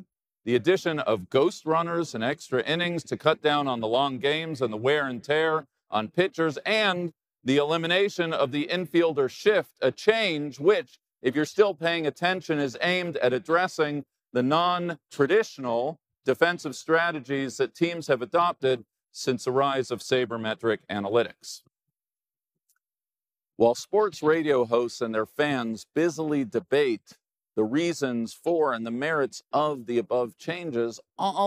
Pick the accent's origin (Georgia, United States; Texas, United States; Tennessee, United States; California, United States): California, United States; Los Angeles; now in New York, United States; Growing up in Los Angeles